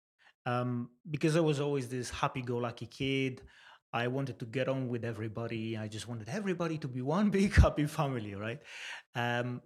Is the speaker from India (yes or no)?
no; Poland; moved away as an adult; now in Swindon, United Kingdom; I was born in Poland 34 years ago, and I moved to UK about 12 years ago, 2007